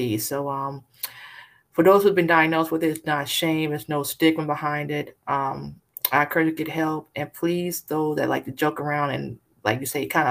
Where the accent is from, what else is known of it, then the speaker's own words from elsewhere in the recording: California, United States; now in Texas, United States; I'm originally from California, but currently live in Texas